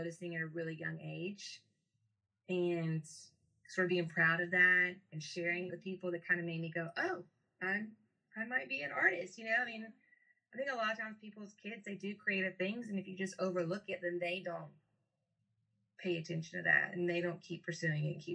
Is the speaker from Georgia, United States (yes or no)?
yes; Statesboro, Georgia, United States; I'm from Statesboro originally